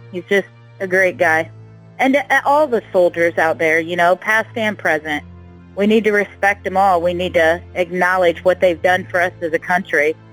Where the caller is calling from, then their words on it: Santa Rosa, California, United States; …, and I'm calling from Santa Rosa.